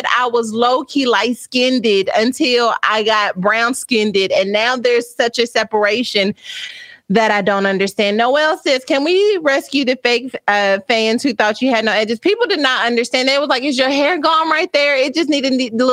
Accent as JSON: {"language": "English", "region": "Texas", "country": "United States", "said": "I'm from Texas"}